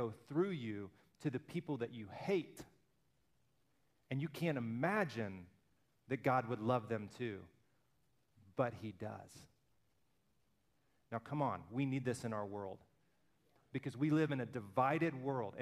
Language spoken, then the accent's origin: English; Alabama, United States; I'm from Alabama.